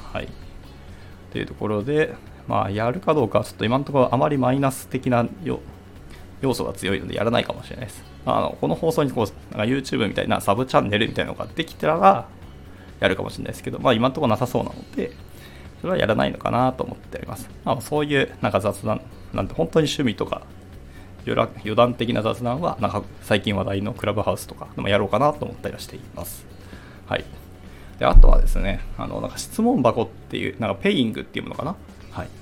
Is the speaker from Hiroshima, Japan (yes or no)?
yes; Hiroshima, Japan; 私の地元、あの、広島